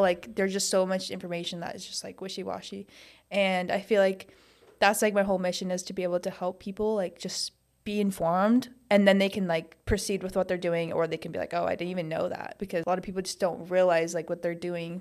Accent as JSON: {"language": "English", "region": "Montana", "country": "United States", "tie": "born or raised there", "moved": "as an adult", "lives_now": "Arizona, United States", "said": "I grew up in Montana"}